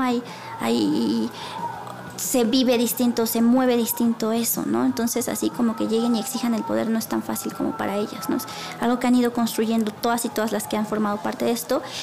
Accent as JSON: {"language": "Spanish", "region": "Puebla", "country": "Mexico", "said": "soy, soy de Puebla"}